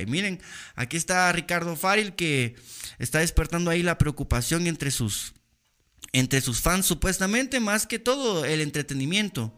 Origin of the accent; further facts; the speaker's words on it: Guatemala; soy un ciudadano guatemalteco